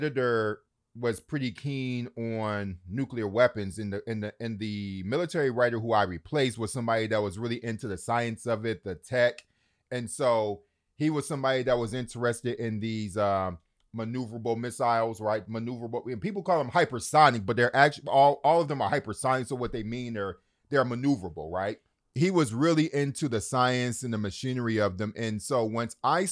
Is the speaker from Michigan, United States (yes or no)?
yes; Detroit, Michigan, United States; I grew up in Detroit